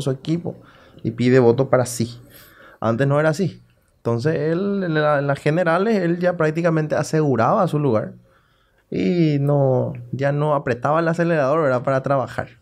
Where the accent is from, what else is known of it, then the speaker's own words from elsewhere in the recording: Salto del Guairá, Canindeyú, Paraguay; Yo soy de Salto. Mm. Yo nací en Salto